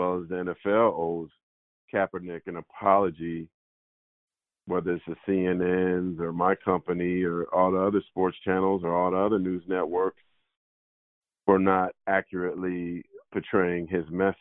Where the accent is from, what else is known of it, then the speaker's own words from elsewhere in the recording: San Jose, California, United States; when I was growing up in San Jose